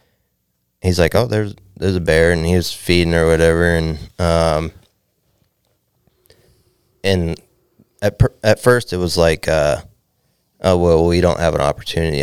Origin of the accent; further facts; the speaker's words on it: Valdez, Alaska, United States; A guy I grew up with in Valdez